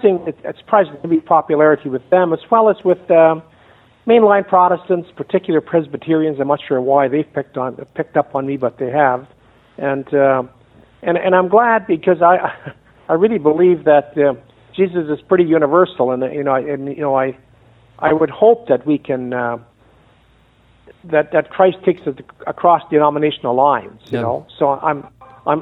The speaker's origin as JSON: {"language": "English", "country": "Canada", "accent": "Canadian", "moved": "as an adult", "lives_now": "San Antonio, United States", "said": "I'm a Canadian"}